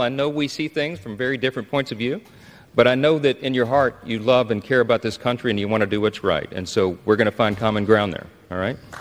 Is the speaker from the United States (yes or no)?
yes; Shreveport, Louisiana, United States; my hometown of Shreveport, Louisiana, a little town in northwest Louisiana